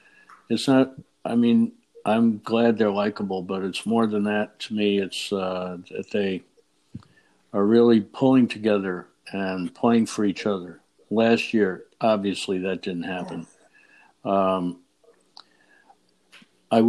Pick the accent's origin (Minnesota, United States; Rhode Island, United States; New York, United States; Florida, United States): New York, United States; New York City; I grew up in Brooklyn, New York, and this is quite a while ago. I won't tell you how old I am, but it was a long time ago.